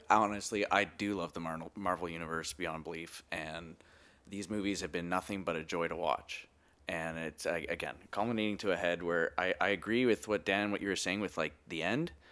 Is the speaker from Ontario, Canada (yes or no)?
no; Edmonton, Alberta, Canada; accent: Canadian; moved away as an adult; now in Vancouver, Canada; as you can tell from my accent, uh, Canadian boy